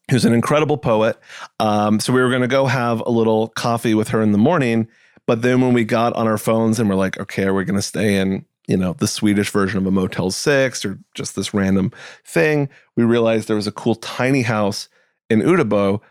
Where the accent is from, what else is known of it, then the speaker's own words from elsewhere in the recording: New England, United States; I grew up in New England